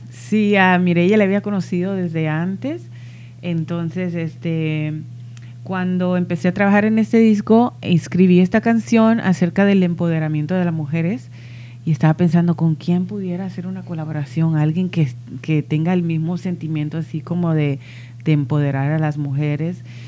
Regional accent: New York City, New York, United States; soy de, Nueva York, soy de Queens

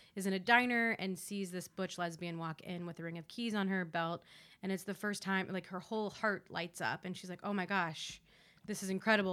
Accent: Columbus, Ohio, United States; now in New York City, United States; I come home to you know this very white Jewish suburb in Columbus, Ohio

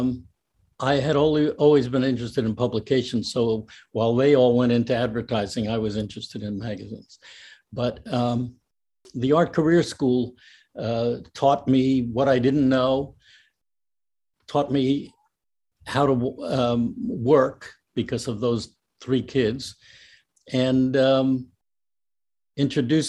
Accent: North Bergen, New Jersey, United States; I grew up in North Bergen, New Jersey, which is right over the river and near Union City and Hoboken

